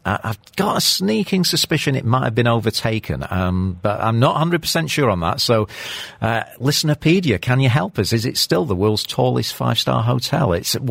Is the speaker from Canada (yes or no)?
yes; Toronto, Ontario, Canada; born there; Well, I was born in Canada